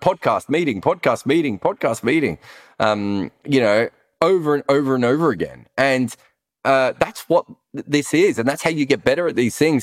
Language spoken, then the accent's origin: English; Australia; accent: Australian voice; moved away; we're Australian